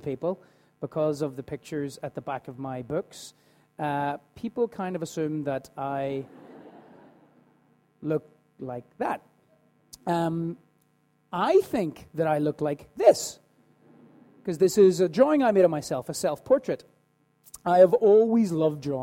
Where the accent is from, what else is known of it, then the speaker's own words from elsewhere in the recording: Belfast, Northern Ireland, United Kingdom; I was born in the 1970s to my mum and dad, and I grew up in Belfast.